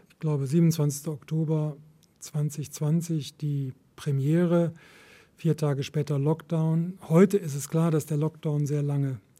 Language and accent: German; Cologne, North Rhine-Westphalia, Germany; In Köln will ich leben und ich weiß auch warum. Es ist meine Heimat und gleichzeitig hadere ich mit ihr